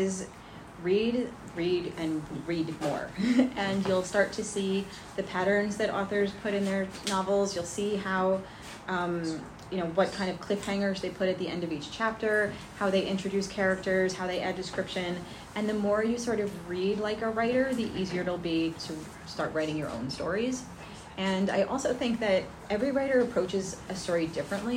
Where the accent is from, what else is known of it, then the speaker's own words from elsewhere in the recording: Livingston, New Jersey, United States; I grew up in Livingston